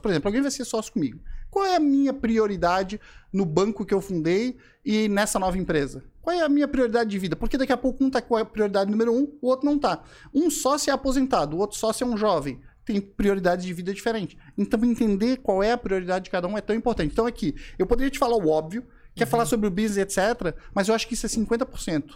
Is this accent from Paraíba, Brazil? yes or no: no; Florianópolis, Santa Catarina, Brazil; accent: manezinho; eu sou manezinho da ilha, nasci aqui em Floripa, sou neto de pescadores